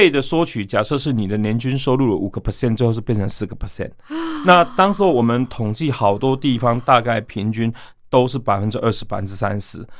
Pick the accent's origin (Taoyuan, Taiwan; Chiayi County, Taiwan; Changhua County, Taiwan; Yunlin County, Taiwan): Yunlin County, Taiwan; born there; 那可能我自己本身出进呃出生于台湾的云林农村的乡下嘛，